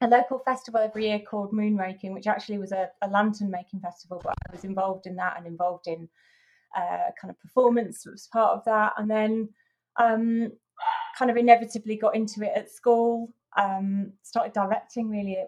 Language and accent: English; near Huddersfield, Yorkshire and the Humber, United Kingdom; near Huddersfield.